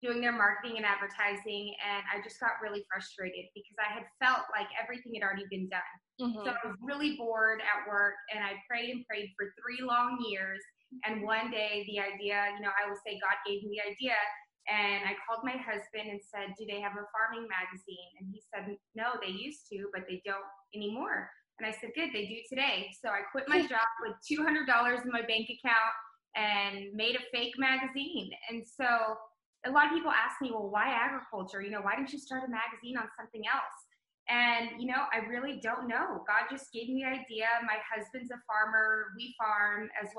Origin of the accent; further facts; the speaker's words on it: Rio Grande Valley, Texas, United States; I grew up in the Rio Grande Valley, which is about as far south of Texas as you can go before you hit Mexico